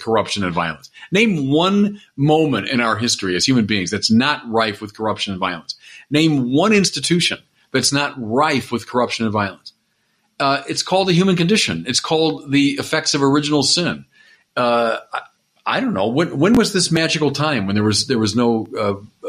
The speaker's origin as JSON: {"language": "English", "country": "United States", "said": "I'm an American. I'm a proud American"}